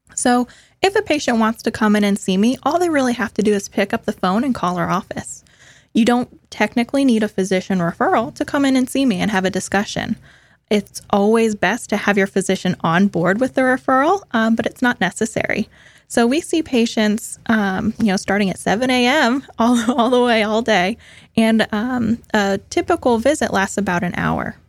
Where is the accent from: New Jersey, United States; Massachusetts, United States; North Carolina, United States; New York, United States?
Massachusetts, United States; moved away as an adult; also born or lived in Richmond, Virginia; now in Florida, United States; I'm originally from Massachusetts, um, born and raised